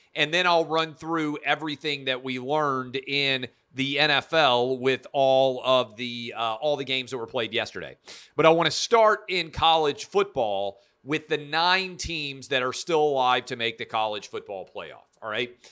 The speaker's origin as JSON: {"language": "English", "town": "Nashville", "region": "Tennessee", "country": "United States", "tie": "born or raised there", "said": "here in my hometown of Nashville"}